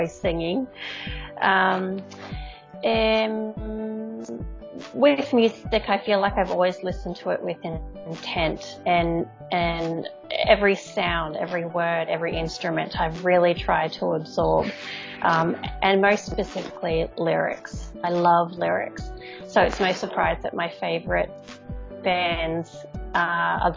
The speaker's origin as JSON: {"language": "English", "town": "Brisbane", "region": "Queensland", "country": "Australia", "said": "I am from Brisbane, Queensland, in Australia, so over on the east coast of Australia."}